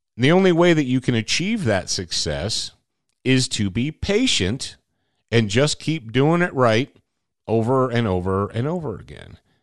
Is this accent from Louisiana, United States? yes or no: no; Michigan, United States; I grew up in Michigan